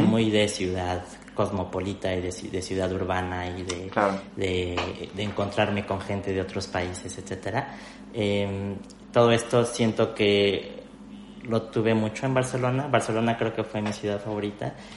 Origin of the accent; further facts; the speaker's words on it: Mexico City, Mexico; moved away as an adult; now in Spain; yo soy de la Ciudad de México, que es la capital de México